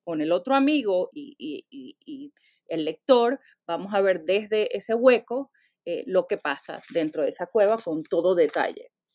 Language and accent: Spanish; Venezuela; born or raised there; now in United States